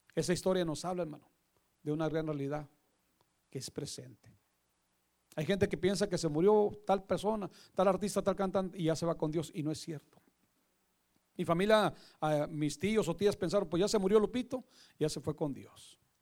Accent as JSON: {"language": "Spanish", "town": "Monterrey", "region": "Nuevo León", "country": "Mexico", "tie": "born or raised there", "also_born_or_lived": "California", "said": "la ciudad de Monterrey, Nuevo León. Lugar donde yo nací un día 14 de junio de 1966"}